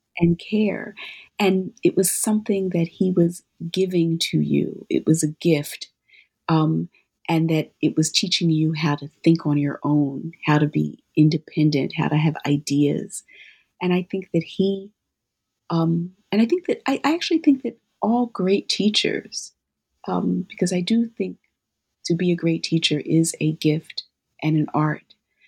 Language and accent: English; Philadelphia, Pennsylvania, United States; when I was growing up in Philadelphia, it was the sound of Philadelphia with Gamble and Huff